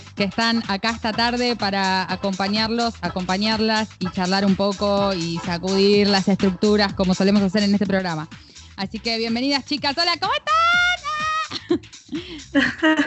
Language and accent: Spanish; Entre Ríos, Argentina; moved away; mi provincia querida Entre Ríos